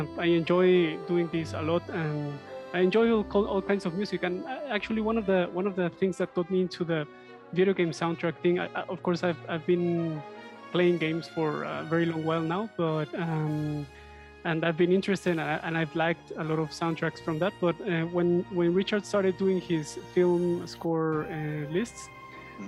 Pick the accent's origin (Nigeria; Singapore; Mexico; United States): Mexico; Mexico City; I'm from Mexico City. I live here